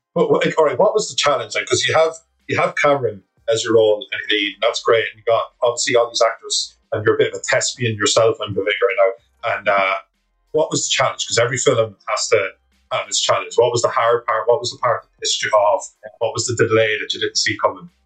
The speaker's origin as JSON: {"language": "English", "country": "Ireland", "said": "as an Irishman myself"}